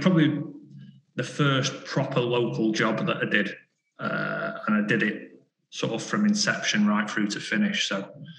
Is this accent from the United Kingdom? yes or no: yes; Stockport, North West England, United Kingdom; also born or lived in Compstall; grew up in Greater Manchester, grew up in Stockport. So, yeah, just growing up here and learning what the area was all about, really.